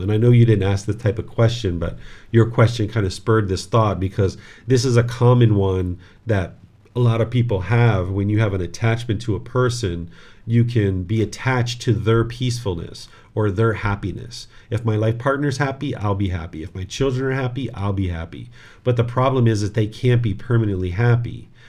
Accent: United States; this body was born in America

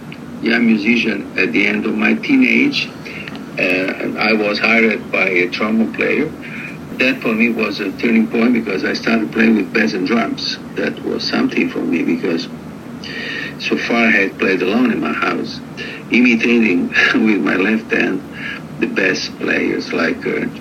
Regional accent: Rome, Lazio, Italy; I was born in Rome, in Italy, that is quite far away from California, from the United States, and as a European jazz musician

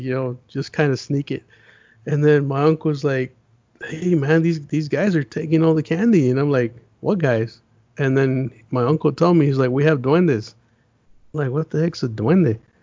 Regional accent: United States; also born or lived in Las Vegas, Nevada / Los Angeles, California; I'm I'm a city boy, man. I grew up in Vegas

